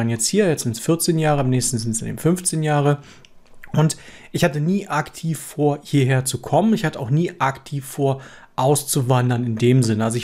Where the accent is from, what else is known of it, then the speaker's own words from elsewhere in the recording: Germany; now in Switzerland; wie das ist, als Deutscher in der Schweiz zu arbeiten, vor allem als deutscher Softwareentwickler und wie ich da eigentlich hingekommen bin